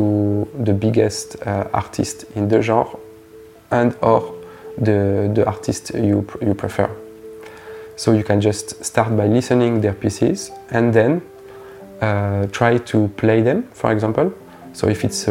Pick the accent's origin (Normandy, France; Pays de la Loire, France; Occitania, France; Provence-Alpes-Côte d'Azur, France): Provence-Alpes-Côte d'Azur, France; from Provence